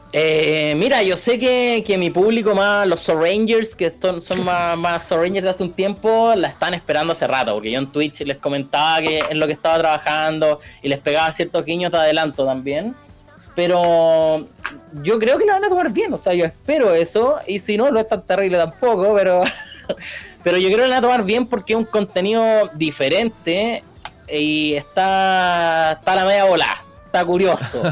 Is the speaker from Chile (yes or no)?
yes; Rancagua, O'Higgins, Chile; yo soy de, yo soy, no sé si soy del sur, soy de Rancagua